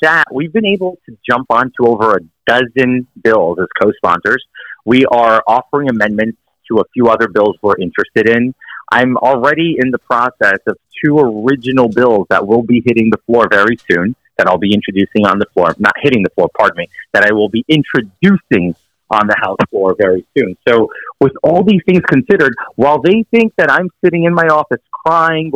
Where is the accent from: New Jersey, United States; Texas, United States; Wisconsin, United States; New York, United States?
New York, United States; New York City; I'm from Queens, New York City